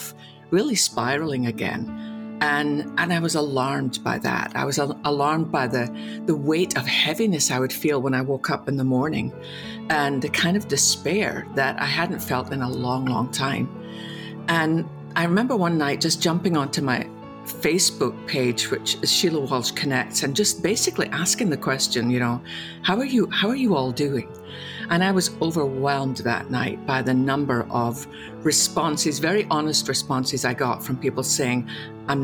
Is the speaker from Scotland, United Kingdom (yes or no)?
yes; west coast of Scotland, United Kingdom; moved away as an adult; also born or lived in London; now in Dallas, United States; I was born in the west coast of Scotland, went to seminary in London, and then came over to America